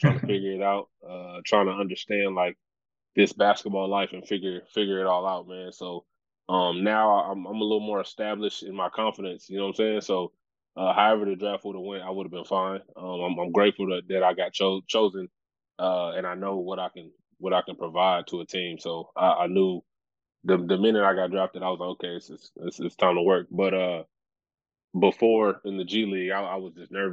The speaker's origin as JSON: {"language": "English", "town": "Dallas", "region": "Texas", "country": "United States", "said": "I'm from Dallas."}